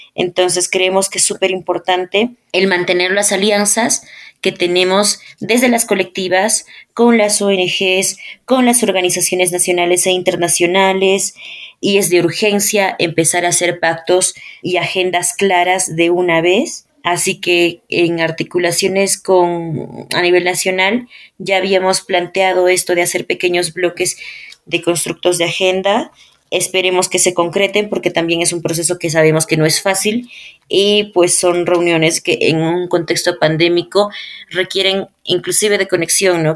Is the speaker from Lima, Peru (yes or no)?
no; Ayacucho, Peru; cuando yo era niña y tenía como que 11 años y yo vivía en Ayacucho